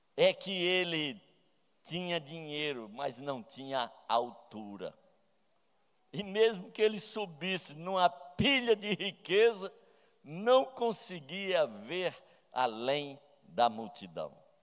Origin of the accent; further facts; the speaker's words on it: Campina Grande, Paraíba, Brazil; also born or lived in Sobral, Ceará; sou de Sobral e cresci em Campina Grande